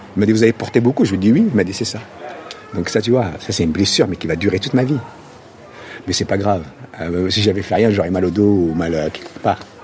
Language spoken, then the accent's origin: French; Casablanca, Casablanca-Settat, Morocco; French is a second language; also born or lived in Paris; now in France; quand j'étais petit, Casablanca, mais c'était le rêve